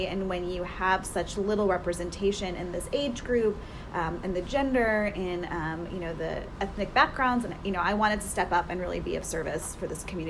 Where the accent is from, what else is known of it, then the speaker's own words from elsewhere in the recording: North Texas, United States; also born or lived in Washington, D.C.; my parents ended up moving to North Texas in 1987. I was born in D.C. and then I moved when I was a year and a half old to North Texas. So effectively, I'm a Texan, maybe not born, but I'm effectively a Texan.